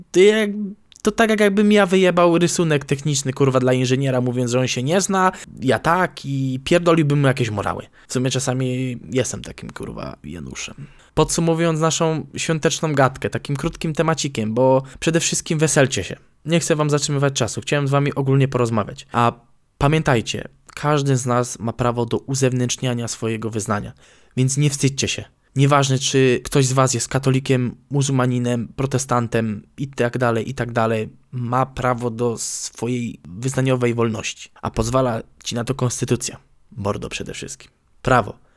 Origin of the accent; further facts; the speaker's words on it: Nowy Sącz, Lesser Poland, Poland; Nadmienię, iż pochodzę z Nowego Sącza, więc artykuł dotyczy miejscowej bazyliki, do której uczęszczałem za młodu, a nawet byłem ministrantem i lektorem, haha.